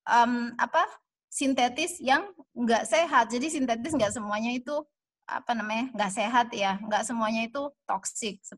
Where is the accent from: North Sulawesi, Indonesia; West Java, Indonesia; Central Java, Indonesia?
North Sulawesi, Indonesia; Manado; saya lahir besar di Manado